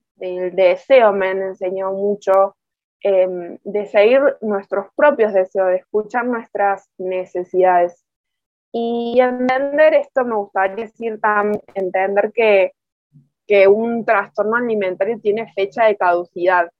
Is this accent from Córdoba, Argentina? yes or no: yes; Córdoba, Argentina; soy muy cordobesa, muy argentina